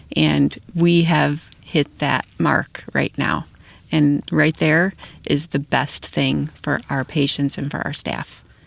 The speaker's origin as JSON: {"language": "English", "town": "Wilmington", "region": "Illinois", "country": "United States", "tie": "born or raised there", "lives_now": "St. Anne, United States", "said": "I grew up in Wilmington and live in St. Anne right now"}